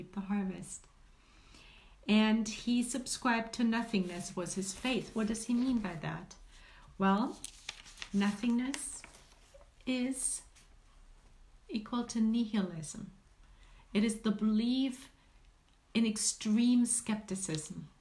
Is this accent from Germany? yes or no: yes; Germany; moved away; me being German, or having German origin, being raised and born and raised in Germany